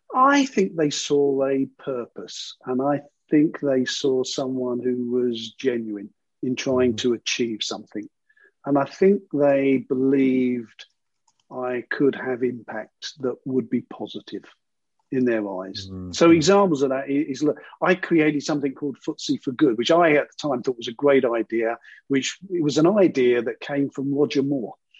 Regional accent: London, United Kingdom; I grew up in sort of East London, in a very sort of working area.

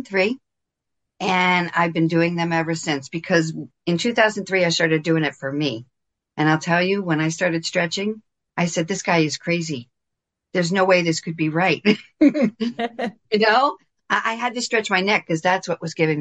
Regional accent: New Jersey, United States; I'm born and raised in New Jersey, 20 minutes outside of New York City

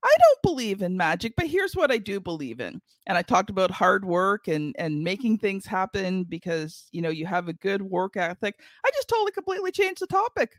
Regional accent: Canada; I'm Canadian

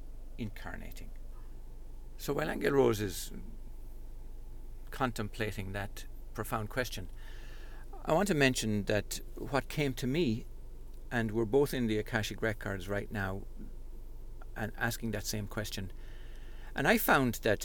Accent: Ireland; growing up in Holy Catholic Ireland

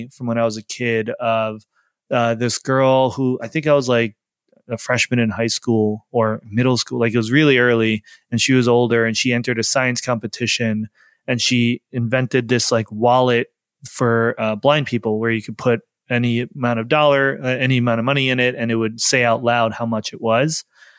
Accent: New York, United States; We're both from New York, but we were long distance for 3.5 years.

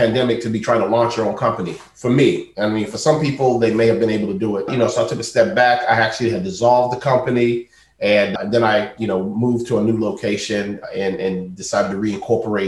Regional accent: Spring Lake, North Carolina, United States; I grew up, you know, in a small town in North Carolina

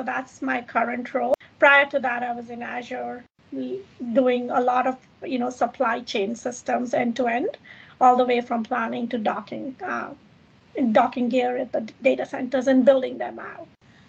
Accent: Kenya; born there; So I was born in Kenya. I grew up in, you know, in 26 countries.

